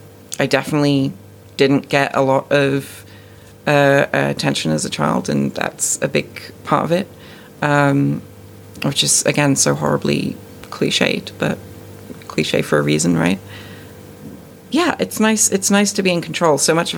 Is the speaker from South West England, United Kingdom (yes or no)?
yes; South West England, United Kingdom; now in Canada; I'm born and raised in the UK. I grew up in Dorset, where the accent is much more of like a sort of West Country farmer-type accent.